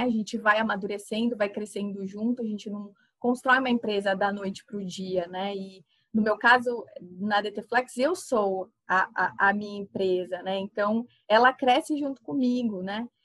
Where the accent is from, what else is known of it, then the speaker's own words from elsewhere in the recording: Campinas, São Paulo, Brazil; also born or lived in Santa Rita do Passa Quatro; eu só nasci lá e passava as minhas férias no, no sítio do meu avô, mas a minha vida inteira foi construída em Campinas. Então eu fiz todas as minhas escolas foram lá